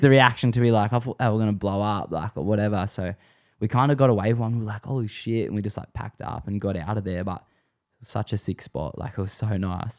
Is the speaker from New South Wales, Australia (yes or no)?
yes; Sydney, New South Wales, Australia; also born or lived in Swansea (family) / Camden / Warragamba; I'm from Western Sydney